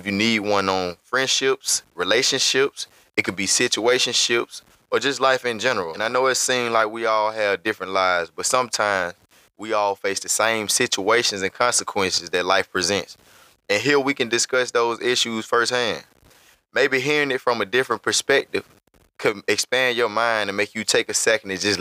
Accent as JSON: {"language": "English", "town": "Montgomery", "region": "Alabama", "country": "United States", "tie": "born or raised there", "said": "I'm from Montgomery, Alabama. It's where I was born and raised."}